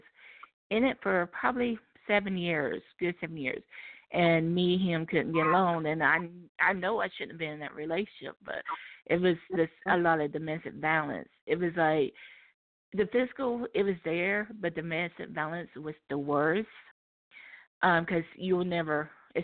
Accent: Charlotte, North Carolina, United States; I'm originally from Charlotte, North Carolina

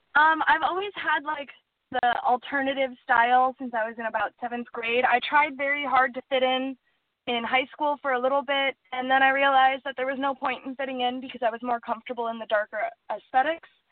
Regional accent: Superior, Wisconsin, United States; also born or lived in Duluth, Minnesota; Originally, I was born in Duluth, Minnesota, and raised in Superior, Wisconsin

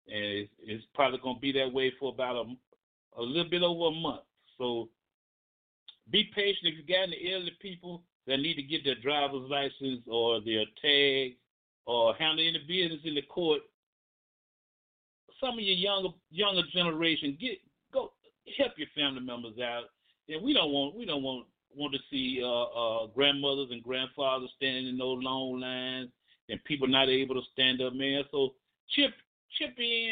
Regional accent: Birmingham, Alabama, United States; I grew up in Kingston, Alabama

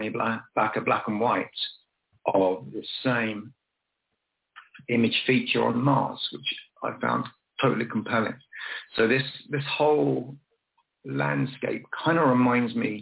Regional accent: Dorset, South West England, United Kingdom; my hometown of Dorset

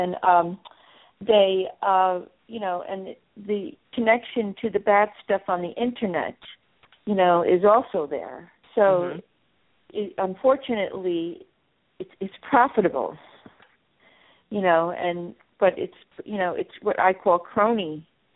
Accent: New York/New Jersey area, United States; I'm from the New York, New Jersey area

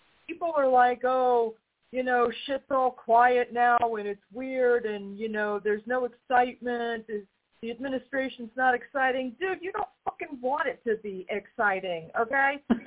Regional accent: New York, United States; being from New York, having grown up in the town near him

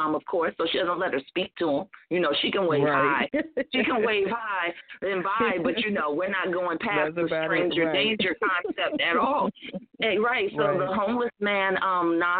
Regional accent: Newark, New Jersey, United States; I'm from the Bricks

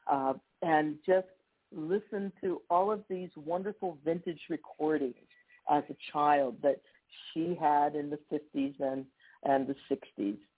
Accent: Somerset, Pennsylvania, United States; it's a wonderful music department in Morgantown, West Virginia, not far from my hometown of Somerset, Pennsylvania.

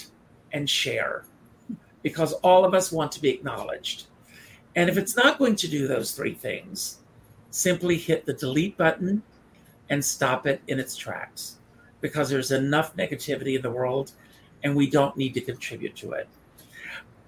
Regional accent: Conway, South Carolina, United States; moved away; I grew up in South Carolina. I grew up on a farm.

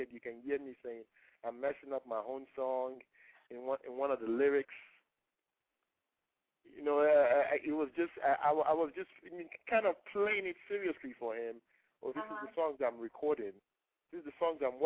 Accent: Nigeria; first language Yoruba; English is a second language; moved away; I was growing up in Nigeria

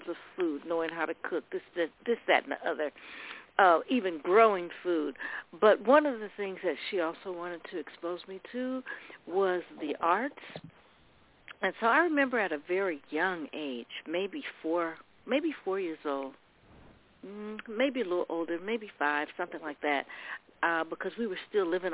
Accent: Oakland, California, United States; I grew up in Oakland

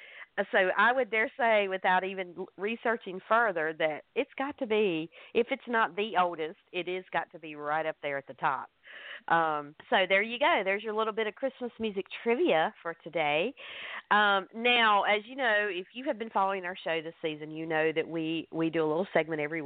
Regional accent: the South, United States; I'm from the South. We just call it sausage down here.

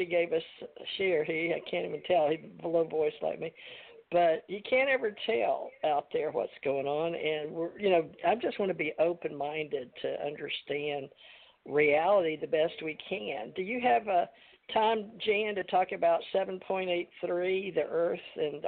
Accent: Monroe, Louisiana, United States; now in Gulf Breeze, United States; I was born in Monroe, right there, 30 miles west of Jackson, Monroe, Louisiana

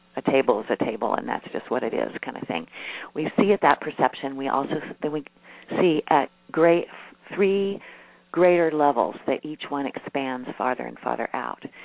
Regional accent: Midwest, United States; I'm a Midwesterner and I grew up in a family

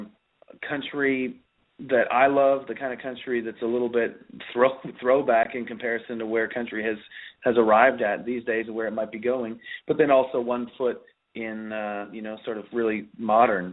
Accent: Pembroke, Ontario, Canada; I grew up playing in, or cutting my teeth, I guess, as they'd say, in clubs and country bars in Southern Ontario, and even before that in my hometown of Pembroke

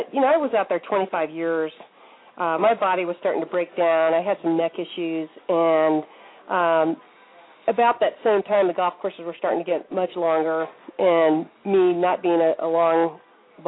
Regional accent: New Mexico, United States; moved away as an adult; also born or lived in Ohio; now in Atlanta, United States; I grew up in New Mexico, which is, you know, right out here in the desert

